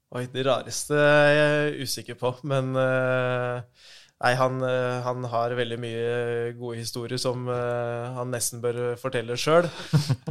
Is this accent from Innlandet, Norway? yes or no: yes; Jevnaker, Innlandet, Norway; har spilt hele livet mitt i Jevnaker, moderklubben der jeg er fra.